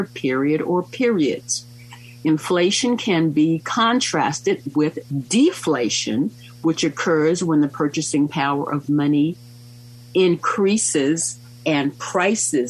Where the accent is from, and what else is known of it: United States